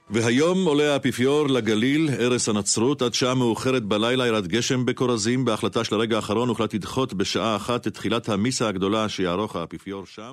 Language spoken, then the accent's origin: Hebrew; Kibbutz Kinneret, Northern District, Israel; נולדתי פה בקיבוץ